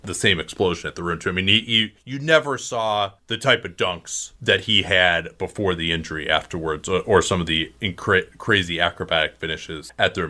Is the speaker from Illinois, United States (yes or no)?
yes; Chicago, Illinois, United States; moved away; growing up in Chicago, obviously, I, I was a Bulls fan. I didn't live in Chicago during that time